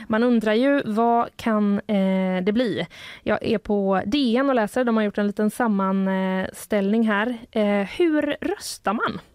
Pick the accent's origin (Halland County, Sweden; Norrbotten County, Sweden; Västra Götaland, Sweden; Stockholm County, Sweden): Västra Götaland, Sweden; Gothenburg; jag är född i Göteborg